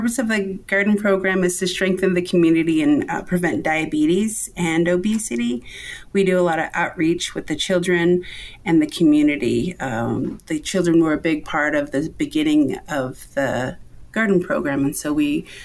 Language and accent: English; United States; now in Umatilla Indian Reservation, United States; I come from the Navajo Nation